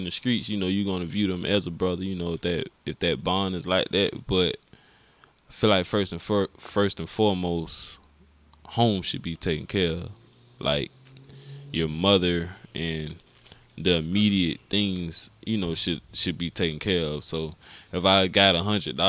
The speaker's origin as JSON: {"language": "English", "town": "Augusta", "region": "Georgia", "country": "United States", "said": "I'm from Glen Hills too"}